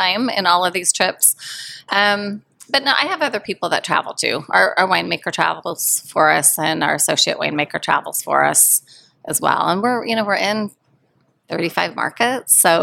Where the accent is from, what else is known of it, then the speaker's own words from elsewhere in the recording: Portland, Oregon, United States; moved away as an adult; I grew up here in Portland, moved away to go to college, never came back, didn't think I'd ever come back. So this brought me back to Oregon